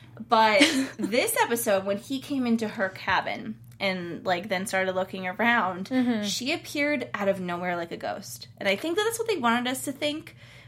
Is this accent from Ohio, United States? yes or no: yes; Cleveland, Ohio, United States; I'm from Cleveland.